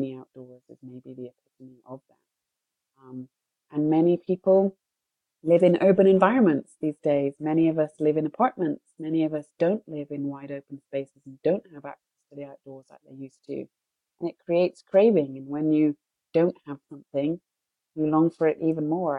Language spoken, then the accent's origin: English; United Kingdom; I'm British